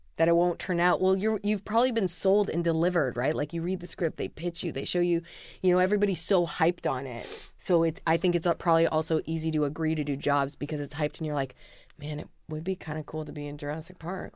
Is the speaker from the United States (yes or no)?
no; Vancouver, British Columbia, Canada; I'm from Vancouver, B C. I'm Canadian.